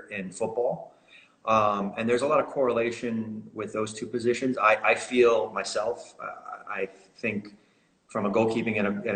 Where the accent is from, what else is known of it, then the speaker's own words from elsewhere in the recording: Melbourne, Florida, United States; moved away as an adult; also born or lived in Belgium; now in Oklahoma, United States; born and raised in Melbourne, Florida